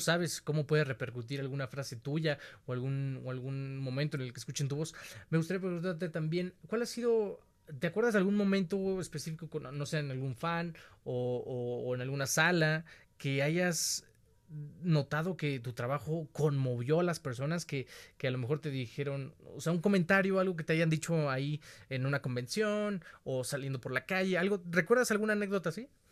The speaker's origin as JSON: {"language": "Spanish", "country": "Mexico", "said": "Te lo extiendo como mexicano"}